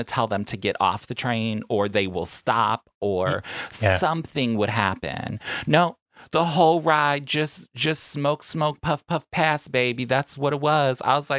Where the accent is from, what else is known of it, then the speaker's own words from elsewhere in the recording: New York, United States; now in Long Beach, United States; I'm a New Yorker, I'm used to taking the public transportation.